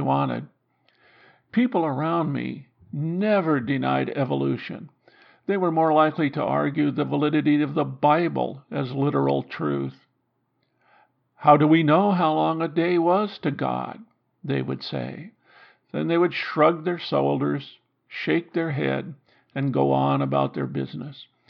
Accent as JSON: {"language": "English", "region": "Iowa", "country": "United States", "tie": "born or raised there", "said": "Growing up in Iowa"}